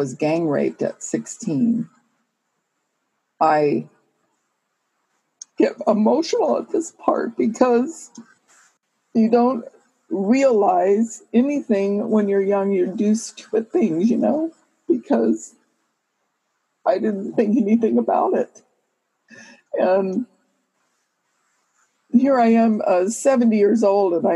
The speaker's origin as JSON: {"language": "English", "region": "California", "country": "United States", "tie": "born or raised there", "said": "I was born in California, born and raised here"}